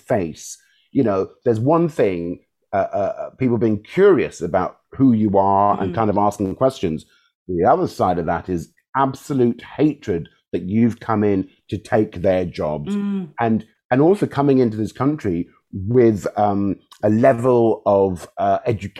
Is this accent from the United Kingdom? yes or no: yes; London, United Kingdom; also born or lived in Chelsea / Wimbledon / Hammersmith; Balham, Southwest 12, is kind of where I grew